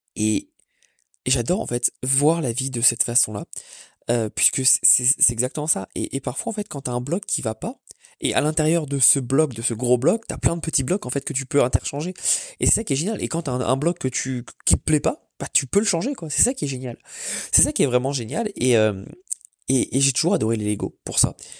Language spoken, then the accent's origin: French; Paris, Île-de-France, France; moved away as an adult; now in Orlando, United States; qui me rappelle un peu d'où je viens parce que autant je déteste Paris